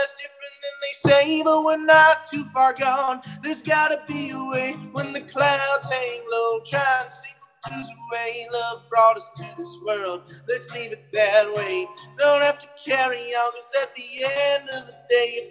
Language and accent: English; New Jersey, United States; moved away as an adult; now in New York City, United States; where I'm from in New Jersey, it's not rural. It's like it's a suburb, but it's way quieter